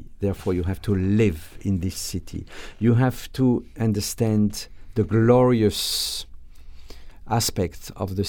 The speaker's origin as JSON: {"language": "English", "region": "Grand Est", "country": "France", "second_language": "English", "lives_now": "United States", "said": "Well, I'm French, as you said, but I'm a little bit different because I come from Alsace, which is, you know, changed."}